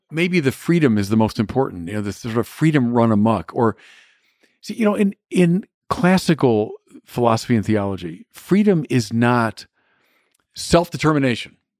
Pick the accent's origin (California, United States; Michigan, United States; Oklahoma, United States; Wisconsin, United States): Michigan, United States; Birmingham; growing up in Birmingham, Michigan